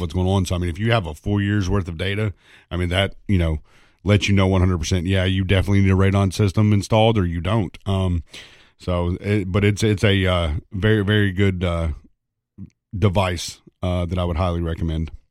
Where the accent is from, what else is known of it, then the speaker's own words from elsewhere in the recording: East Tennessee, United States; growing up in East Tennessee